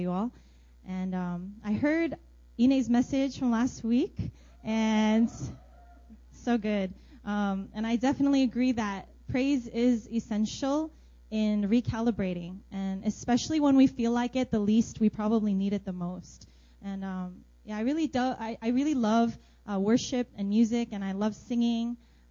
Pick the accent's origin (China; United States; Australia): United States; New Jersey; moved away as an adult; also born or lived in Brooklyn, New York / North Carolina; now in Seoul, South Korea; And then I grew up in New Jersey